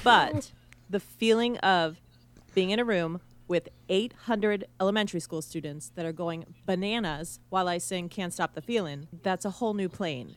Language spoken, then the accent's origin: English; outside of Philadelphia, Pennsylvania, United States; I grew up right outside of Philadelphia